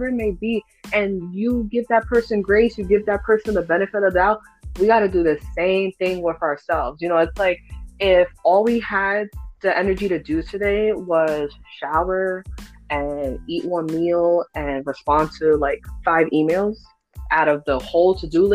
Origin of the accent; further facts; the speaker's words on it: New York City, New York, United States; now in Pennsylvania, United States; I split my time between Kingsbridge and Throsnick. So the Bronx, I hold it very dear to my heart. I don't care that I live in PA